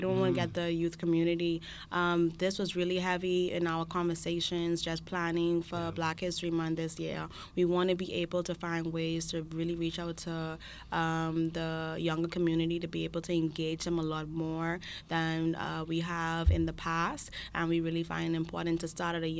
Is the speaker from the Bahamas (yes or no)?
yes; Bahamas; now in Charlottetown, Canada; I'm from the Bahamas